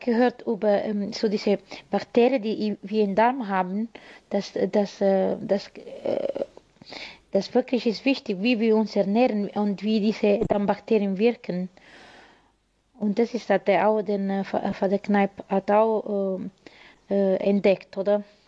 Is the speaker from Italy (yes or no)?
yes; Italy; German is a second language; now in Aufhausen, Germany; ich komme ursprünglich aus Italien